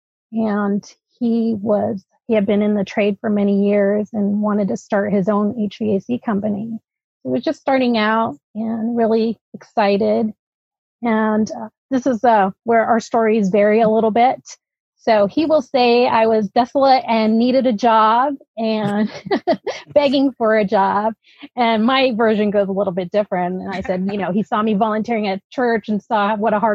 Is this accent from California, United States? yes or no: yes; Alameda, California, United States; first language Dutch; English is a second language; also born or lived in Netherlands; We moved to the Bay Area, actually, to Alameda, and lived there for a while. I started school and took some ESL classes and was able to integrate into a regular fourth grade.